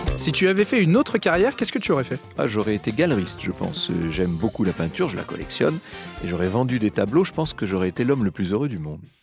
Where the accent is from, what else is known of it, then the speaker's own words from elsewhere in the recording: Poitou, Nouvelle-Aquitaine, France; je viens du Poitou